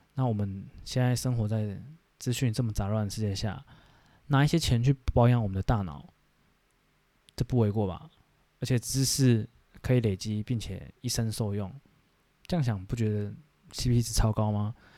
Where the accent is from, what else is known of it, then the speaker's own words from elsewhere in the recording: Taiwan; 我们台湾人